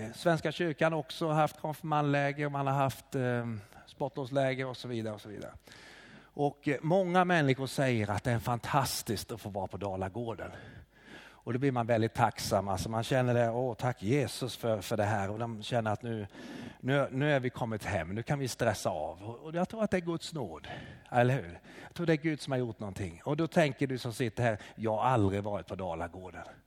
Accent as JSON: {"language": "Swedish", "region": "Småland", "country": "Sweden", "moved": "yes", "lives_now": "Hofors, Sweden", "said": "jag kommer ursprungligen från Småland"}